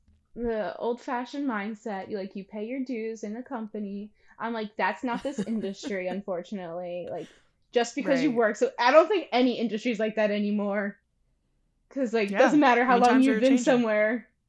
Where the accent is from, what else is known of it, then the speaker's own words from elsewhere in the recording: Pennsylvania, United States; also born or lived in New Jersey; I'm from Pennsylvania now, but I was born in South Jersey. And then through moving, I am in Pennsylvania again. Most of my life that I fully remember has been in Pennsylvania.